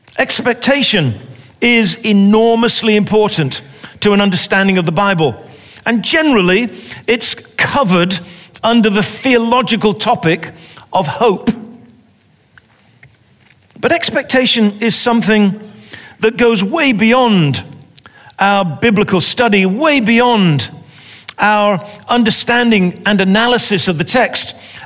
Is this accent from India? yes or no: no; England, United Kingdom; I'm an English soccer person, and I know the pain of being a fan.